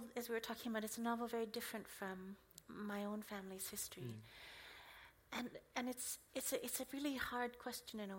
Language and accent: English; Canada; first language English; I was born in Canada.